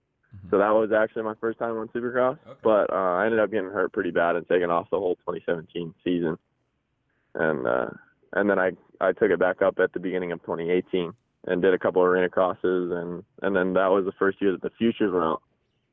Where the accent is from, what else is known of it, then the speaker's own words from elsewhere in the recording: Pacific Northwest, United States; We're actually from the Pacific Northwest.